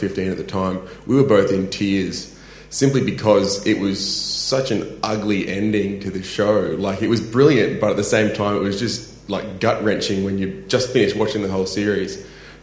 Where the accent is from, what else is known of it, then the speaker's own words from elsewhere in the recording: Brisbane, Queensland, Australia; I grew up in Brisbane